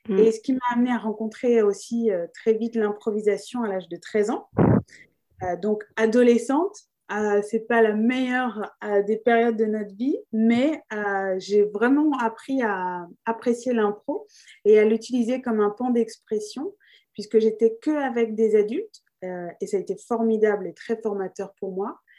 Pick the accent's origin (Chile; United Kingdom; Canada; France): France; also born or lived in Australia; donc, je suis née en Australie euh, donc, j'ai eu la chance euh, de naître euh, avant les années 90 pour vous donner un indice sur mon âge, mais il y avait le droit du sol. Donc, j'ai eu la nationalité australienne. Mais j'ai grandi en France